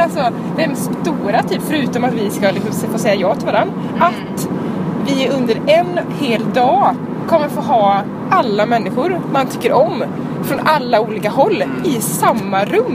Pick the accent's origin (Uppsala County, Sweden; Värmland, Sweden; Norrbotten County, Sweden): Värmland, Sweden; Karlstad; now in Gothenburg, Sweden